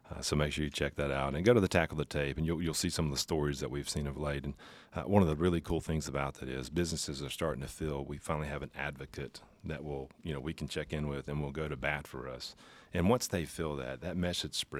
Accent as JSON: {"language": "English", "town": "Pascagoula", "region": "Mississippi", "country": "United States", "tie": "born or raised there", "said": "Grew up in Pascagoula"}